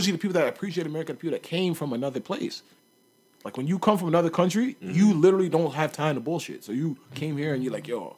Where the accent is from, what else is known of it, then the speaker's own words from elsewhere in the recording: Canada; I'm Canadian.